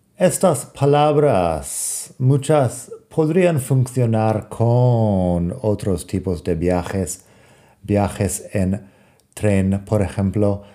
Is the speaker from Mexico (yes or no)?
no; United States; accent: American; Spanish is a second language; moved away; also born or lived in Europe; mi acento americano